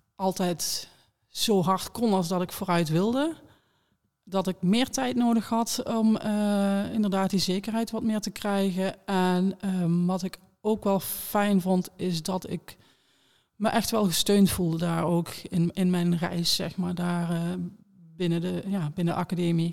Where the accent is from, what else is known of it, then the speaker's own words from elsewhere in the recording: Beers, North Brabant, Netherlands; moved away; waar ik vandaan kom. Ehm, Beers, kleine gemeente in, in Noord-Brabant